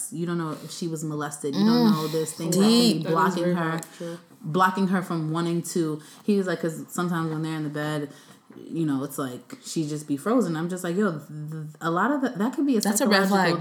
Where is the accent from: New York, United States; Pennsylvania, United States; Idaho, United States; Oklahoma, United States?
New York, United States; New York City; I'm from Brooklyn